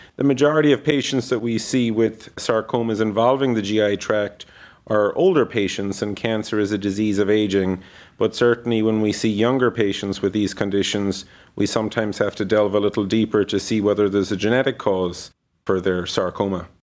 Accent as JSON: {"language": "English", "country": "Ireland", "tie": "born or raised there", "moved": "as an adult", "lives_now": "Cleveland, United States", "said": "I grew up in Ireland, went to medical school there, and then completed the rest of my postgraduate training in the U S"}